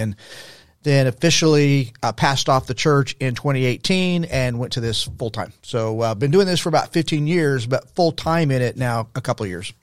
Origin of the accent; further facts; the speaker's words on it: El Paso, Texas, United States; now in Dallas–Fort Worth, United States; I grew up in El Paso, Texas in the sixties. That was my childhood in the sixties.